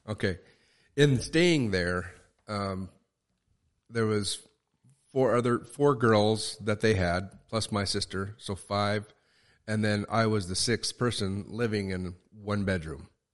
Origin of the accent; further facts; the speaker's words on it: Tillamook, Oregon, United States; I was born in Tillamook, Oregon